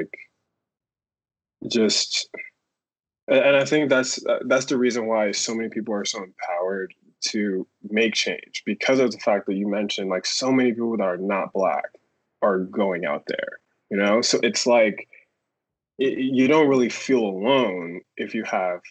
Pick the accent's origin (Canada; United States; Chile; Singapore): United States; New York; I'm from the Bronx. I lived in the Bronx my entire life.